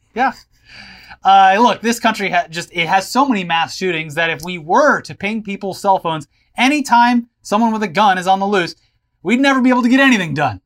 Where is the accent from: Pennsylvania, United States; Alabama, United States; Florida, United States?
Florida, United States; growing up in Florida